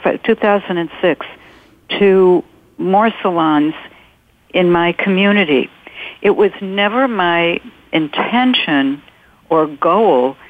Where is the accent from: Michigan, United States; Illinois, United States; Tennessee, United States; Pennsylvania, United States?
Illinois, United States; North Shore of Chicago; I'm from the North Shore of Chicago. I live about 30 miles north of Chicago